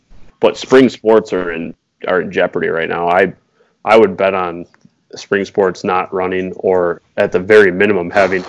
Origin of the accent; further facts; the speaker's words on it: Wisconsin, United States; being that we are from Wisconsin